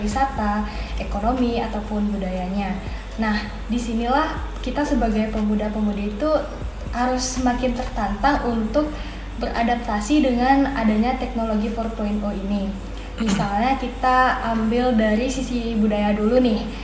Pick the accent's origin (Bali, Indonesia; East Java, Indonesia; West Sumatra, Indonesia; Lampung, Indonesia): Bali, Indonesia; Denpasar; aku sendiri emang asli Bali dan asli Denpasar